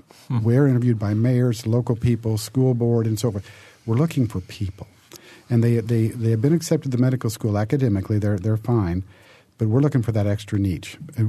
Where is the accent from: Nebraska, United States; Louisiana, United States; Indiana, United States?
Indiana, United States; Terre Haute; It's my hometown. So, yeah, I've been there 21 years, and it's of course, I'm going to stay there.